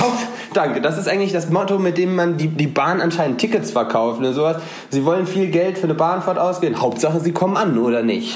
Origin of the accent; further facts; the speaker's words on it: North Rhine-Westphalia, Germany; now in Aachen, Germany; quer durch NRW durch und bin dann direkt zu Hause